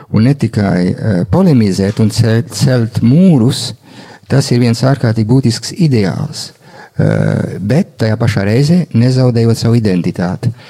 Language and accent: Latvian; Latvia; Mēs izvēlējāmies Latvijā būt piedzimti.